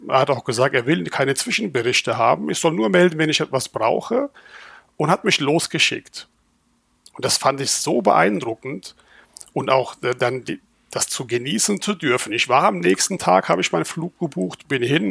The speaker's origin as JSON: {"language": "German", "region": "Rhineland-Palatinate", "country": "Germany", "also_born_or_lived": "Turkey (ancestry)", "moved": "yes", "lives_now": "Schwäbisch Hall, Germany", "said": "ich bin Pfälzer mit türkischer Abstammung"}